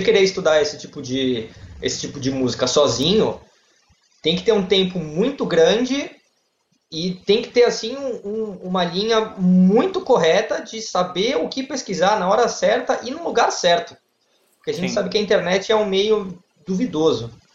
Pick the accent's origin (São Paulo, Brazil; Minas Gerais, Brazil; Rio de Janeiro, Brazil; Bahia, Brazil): São Paulo, Brazil; Santos; eu sou de Santos, litoral de São Paulo, e eu sou advogado